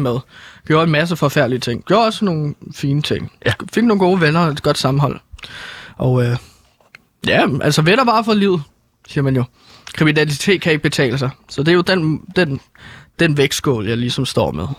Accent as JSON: {"language": "Danish", "town": "Herlev", "region": "Capital Region of Denmark", "country": "Denmark", "said": "jeg er fra Herlo"}